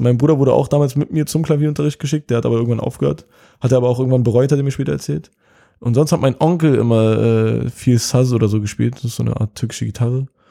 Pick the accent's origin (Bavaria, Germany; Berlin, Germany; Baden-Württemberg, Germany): Berlin, Germany; ich bin aus Kreuzberg geboren und aufgewachsen